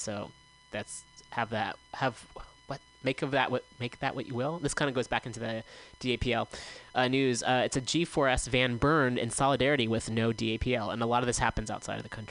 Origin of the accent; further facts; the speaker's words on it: Bay Area, California, United States; I grew up in the Bay Area